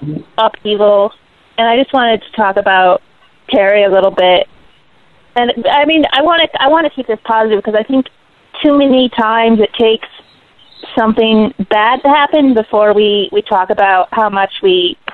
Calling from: New York City, New York, United States; calling from Brooklyn.

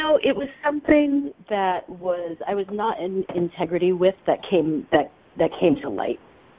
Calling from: San Francisco, California, United States; in San Francisco.

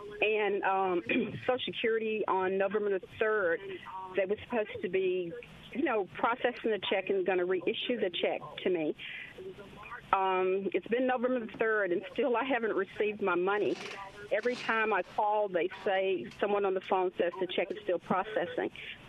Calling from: Clinton, United States; Yes, this is …. I'm calling from Clinton.

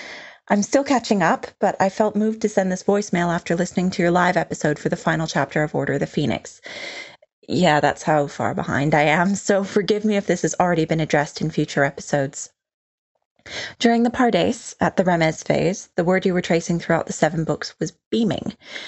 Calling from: London, United Kingdom

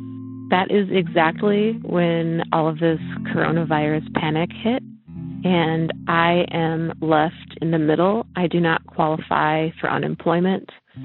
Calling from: Eugene, Oregon, United States; I'm calling from Eugene, Oregon.

